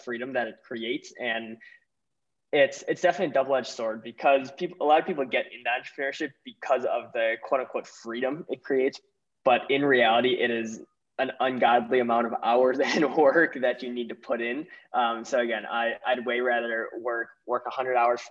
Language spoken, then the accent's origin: English; Milwaukee, Wisconsin, United States; I'm from Milwaukee, Wisconsin